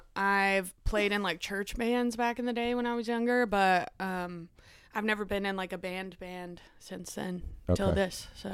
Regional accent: Owensboro, Kentucky, United States; moved away as an adult; also born or lived in New York City; now in Dallas, United States; I'm from Kentucky. I grew up in a small town in Kentucky called Owensboro.

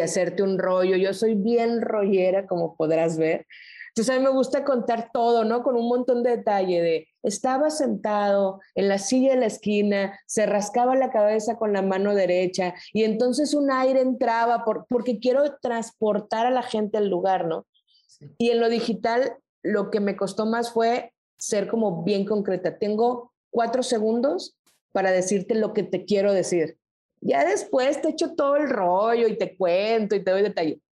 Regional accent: Culiacán, Sinaloa, Mexico; moved away as an adult; also born or lived in Guadalajara / Mexico City / Nuevo Laredo / Reynosa; now in Monterrey, Mexico; yo soy de Sinaloa, me regresé a Culiacán

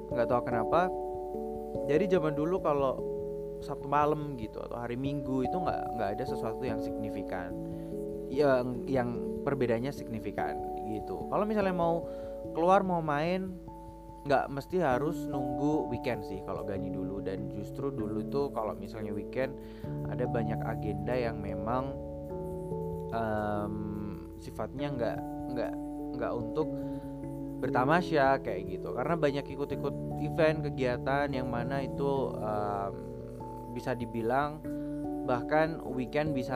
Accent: Yogyakarta, Special Region of Yogyakarta, Indonesia; sebagai orang Jogja gini lebih memilih untuk mengunjunginya kalau pas weekdays aja gitu dan kebetulan untuk di Jogja sendiri

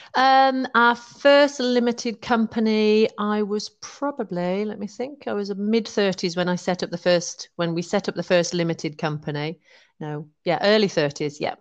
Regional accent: West Midlands, United Kingdom; moved away as an adult; also born or lived in London / Penzance; now in Oswestry, United Kingdom; I'm originally from the West Midlands.

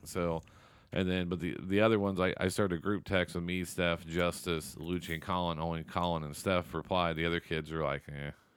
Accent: Seymour, United States; moved away; Seymour, the school I graduated from.

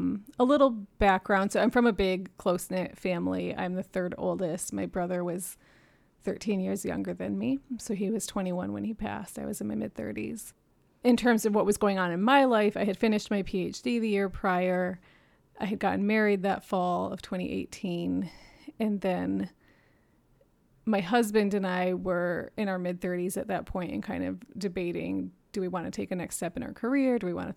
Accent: New York City, New York, United States; also born or lived in Michigan, United States / Japan; I was born in Michigan, but left when I was 4 and did not grow up here and moved back in my 20s to go to grad school. I grew up in Japan in New York City, and I am the 3rd of 12 kids.

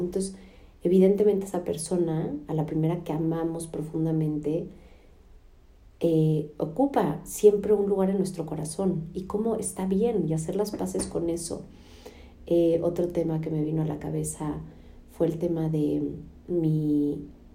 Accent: Mexico; now in United States; en casa de mis papás. En México llegamos ayer de Estados Unidos para quedarnos cinco semanas aquí

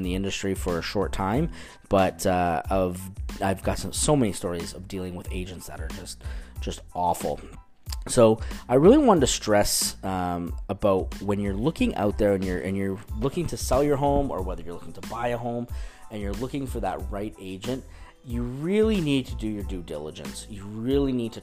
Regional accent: Canada; now in Orange County, United States; I'm from the Great White North

